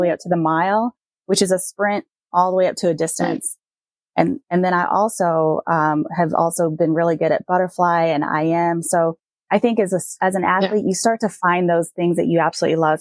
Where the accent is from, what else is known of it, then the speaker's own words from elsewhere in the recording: Puerto Rico; growing up in Puerto Rico, my mom used to take me to the beach all the time